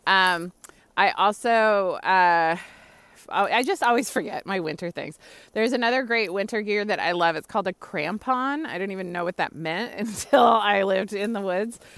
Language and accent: English; California, United States; moved away as an adult; also born or lived in Philadelphia; I grew up in California, you know what I mean? My first winter, for real, was in Philadelphia. I was twenty-one years old